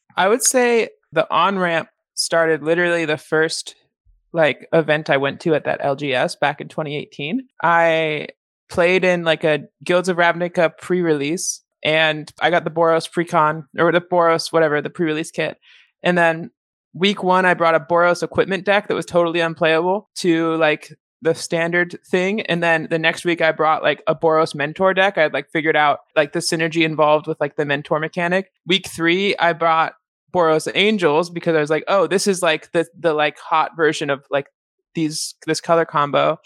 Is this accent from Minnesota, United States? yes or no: no; Seattle, Washington, United States; moved away as an adult; now in Chicago, United States; I grew up in Seattle